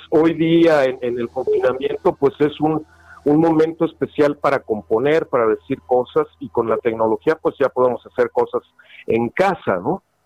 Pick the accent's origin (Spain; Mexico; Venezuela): Mexico; somos mexicanos